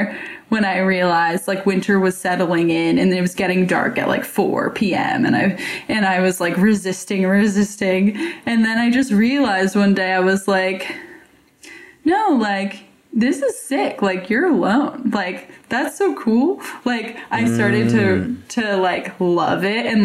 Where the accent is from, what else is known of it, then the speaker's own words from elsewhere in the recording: Los Angeles, California, United States; moved away as an adult; also born or lived in Seattle; I am from Los Angeles. So I've lived here forever and I never really lived anywhere else like long term